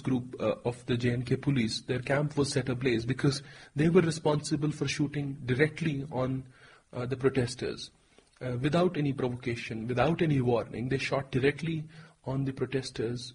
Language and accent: English; Jammu and Kashmir, India; whenever I'm asked where I'm from, I tell them I'm from Kashmir. I'm a Kashmiri national